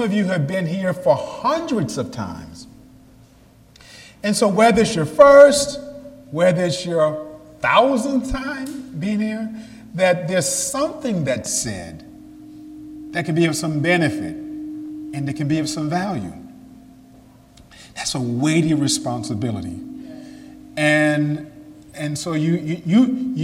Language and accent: English; New York, United States; I'm from New York State